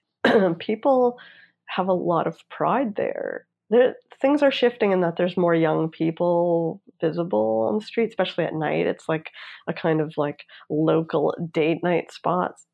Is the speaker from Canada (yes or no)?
yes; Toronto, Ontario, Canada; now in Los Angeles, United States; sometimes i'll go home to toronto and like there's my whole neighborhood that I grew up in Vaughan in North York